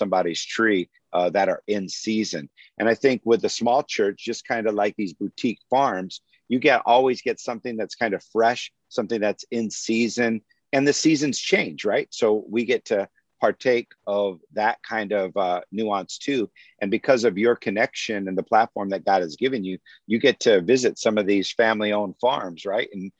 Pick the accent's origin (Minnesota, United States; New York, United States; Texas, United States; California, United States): California, United States; Santa Maria; I grew up in the Central Coast